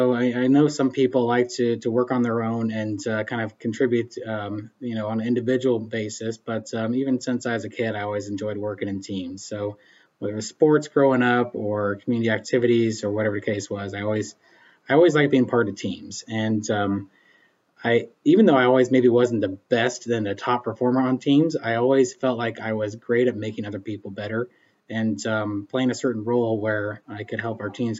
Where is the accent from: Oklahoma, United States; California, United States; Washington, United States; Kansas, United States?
Kansas, United States; Emporia; also born or lived in Baileyville, Kansas; I'm originally from Eastern Kansas and was born and raised around the Emporia area